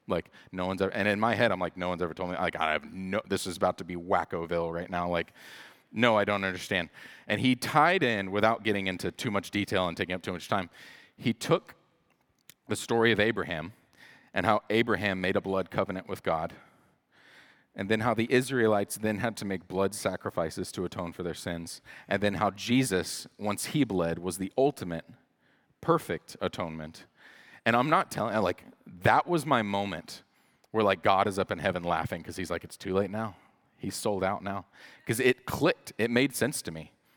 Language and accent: English; the Bible Belt, United States; I grew up in the Bible Belt